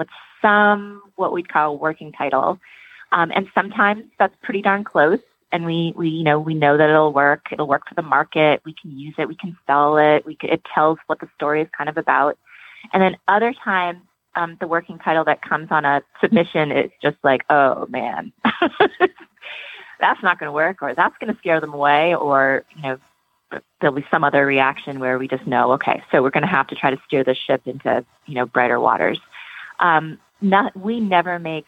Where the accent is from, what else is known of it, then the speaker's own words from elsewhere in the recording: Vermont, United States; I grew up mostly in Vermont.